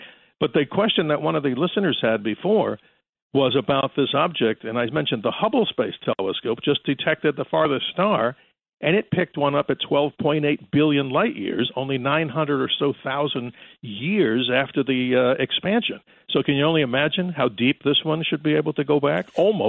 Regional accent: New York, United States; I remember, just like many out there, when I was a kid, obviously listening up and growing up in New York, listening to WABC, of course.

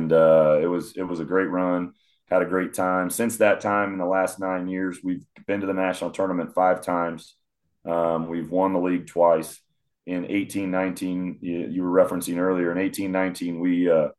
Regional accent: Omaha, Nebraska, United States; moved away; also born or lived in Kansas City; I'm from Omaha originally

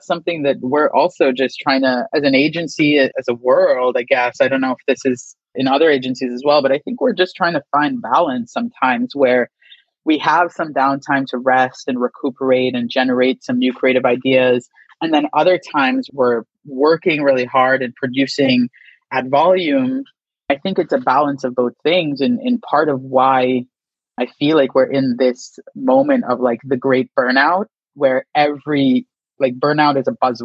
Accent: San Fernando, Trinidad & Tobago; moved away as an adult; also born or lived in New York; I was born in Trinidad, San Fernando, to be exact. And I lived in Trinidad until I was about 18 before I went to college at St. John's University in New York

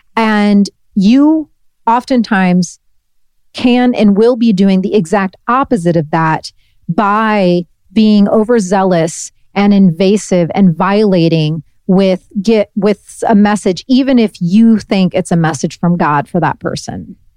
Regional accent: Northeast Indiana, United States; moved away; also born or lived in Brooklyn; I'm from Northeast Indiana

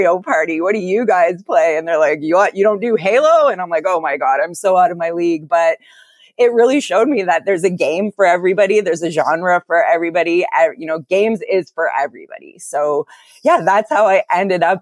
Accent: Calgary, Alberta, Canada; I was born in Calgary, Alberta

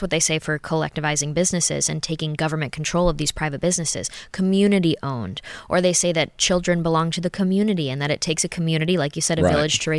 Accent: United States; I'm a conservative woman. I'm an American woman, very proud of those values

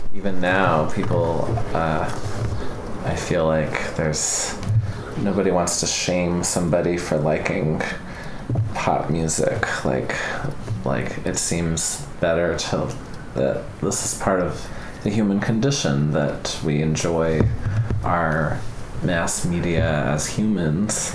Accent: Albuquerque, New Mexico, United States; moved away; I grew up in Albuquerque

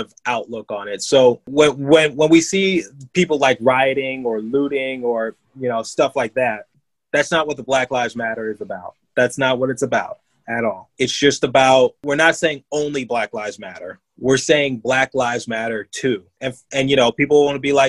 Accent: Detroit, Michigan, United States; now in Philadelphia, United States; I grew up in Detroit just fine

